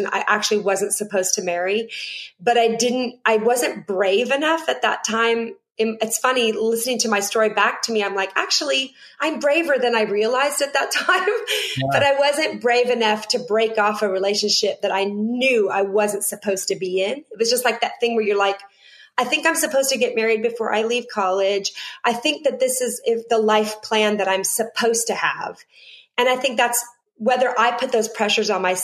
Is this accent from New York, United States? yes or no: no; Seattle, Washington, United States; now in Nashville, United States; I was born and raised in Seattle, Washington